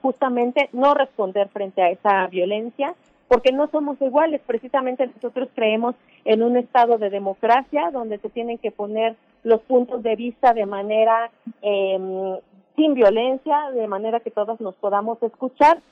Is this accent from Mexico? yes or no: yes; Hidalgo, Mexico; yo que soy de Hidalgo